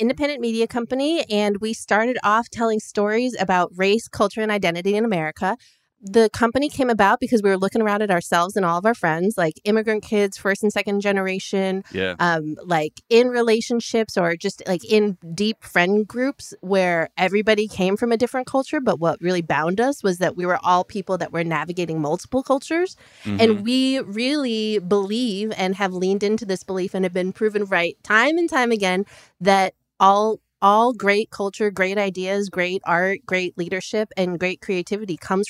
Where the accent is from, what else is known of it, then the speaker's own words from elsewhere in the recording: Chicago, Illinois, United States; It's like when growing up in Chicago, that was a big thing.